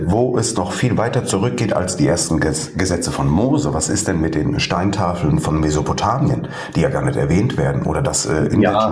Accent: Fauerbach, Hesse, Germany; Ich komme aus Hessen, Fauerbach bei Wutzbach

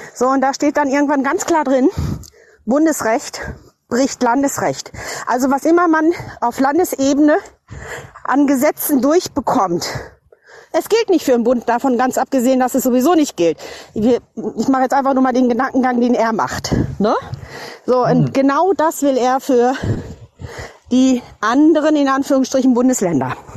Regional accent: North Rhine-Westphalia, Germany; ich bin aus der Preußenprovinz Westfalen

